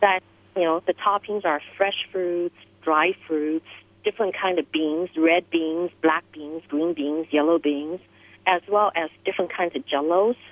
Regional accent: Taiwan; now in New York, United States; I grew up in Taiwan

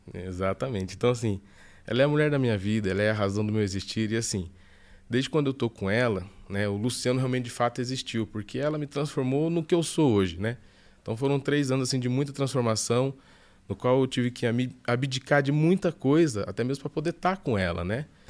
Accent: Mato Grosso, Brazil; moved away; Como um bom mato-grossense

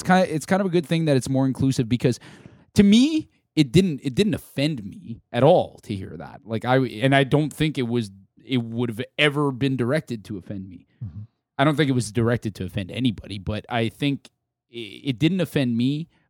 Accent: Canada; This is my identity as a Canadian.

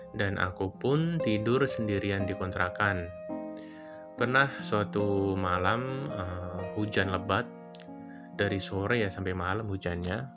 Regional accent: Jakarta, Indonesia; Oh iya, aku ini asli Jakarta ya.

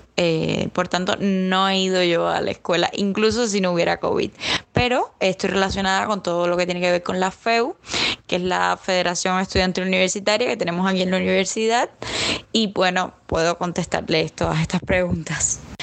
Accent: Havana, Cuba; Yo soy de La Habana

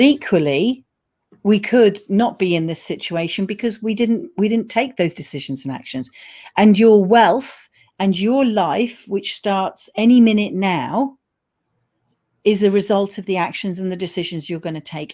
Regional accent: United Kingdom; we are reserved British people

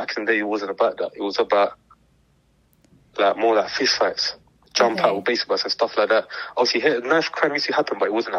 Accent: London, United Kingdom; I'm my late 20s and I'm from East London.

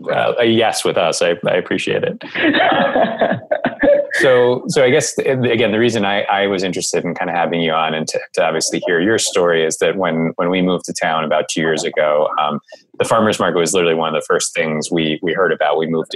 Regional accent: New Jersey, United States; now in Riverside, United States; we won't dive into my native Jersey roots.

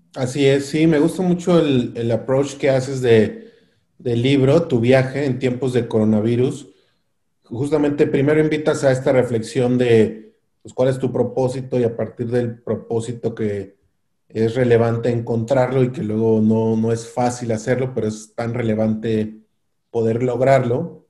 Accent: Mexico

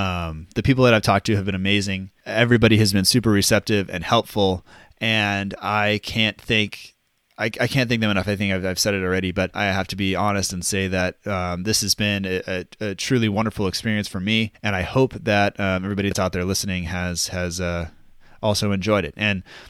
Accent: United States; You know, just because we're American doesn't mean we're afraid to drink beer super early.

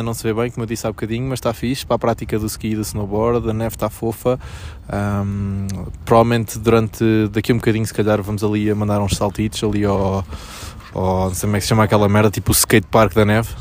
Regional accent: Portugal; somos portugueses pobres

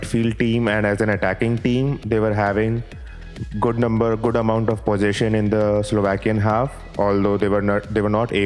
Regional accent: India; being an Indian citizen

